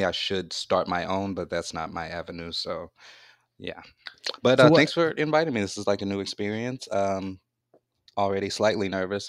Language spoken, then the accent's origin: English; Louisiana, United States; Okay, well, I'm from Louisiana